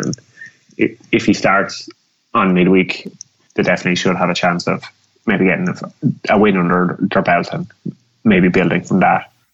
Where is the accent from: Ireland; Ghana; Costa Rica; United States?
Ireland; as an Irish person